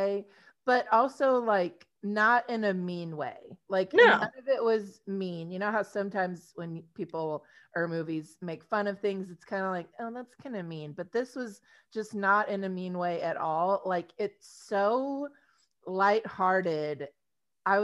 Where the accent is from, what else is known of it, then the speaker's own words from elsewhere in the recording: Texas, United States; we're from Texas